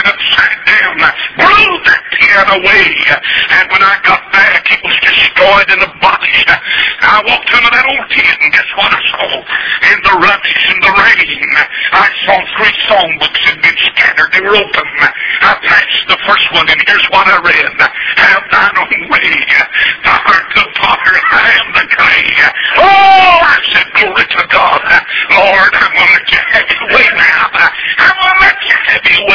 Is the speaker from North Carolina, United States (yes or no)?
yes; North Carolina, United States; moved away as an adult; now in Atlanta, United States; I was born in North Carolina. I'm a Tar Heel